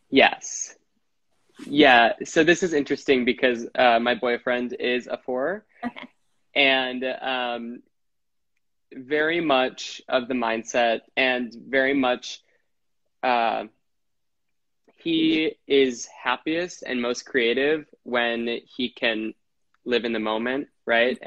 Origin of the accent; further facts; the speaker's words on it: Wisconsin, United States; now in New York City, United States; I'm from Wisconsin. I live in New York City.